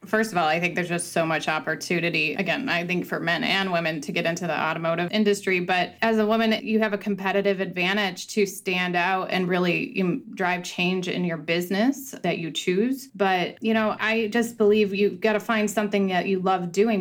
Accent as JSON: {"language": "English", "region": "Northwest Indiana", "country": "United States", "tie": "born or raised there", "said": "I grew up in Northwest Indiana at our Ford store"}